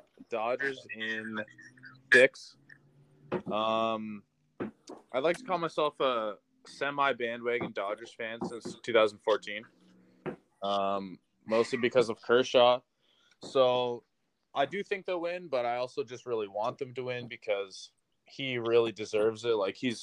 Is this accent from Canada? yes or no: yes; Miramichi, New Brunswick, Canada; I'm from Miramichi, New Brunswick